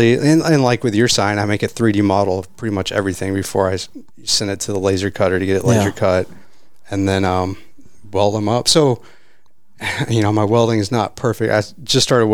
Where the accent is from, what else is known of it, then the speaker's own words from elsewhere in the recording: Holly, outside of Abilene, Texas, United States; moved away as an adult; also born or lived in Arlington, Texas; now in Fort Worth, United States; I grew up in Holly, and as soon as I graduated, we moved